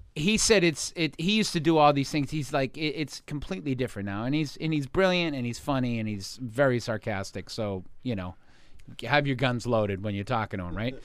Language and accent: English; Boston, Massachusetts, United States; moved away; I grew up right in Boston in a town called Jamaica Plain